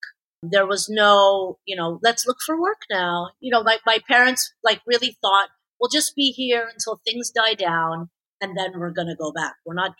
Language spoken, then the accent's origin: English; Toronto, Ontario, Canada; born or raised there; first language Persian; English is a second language; also born or lived in Tehran, Iran / Quebec